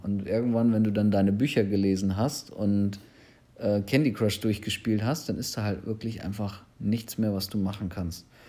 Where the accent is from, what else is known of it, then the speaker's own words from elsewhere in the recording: Germany; speziell ich als Deutscher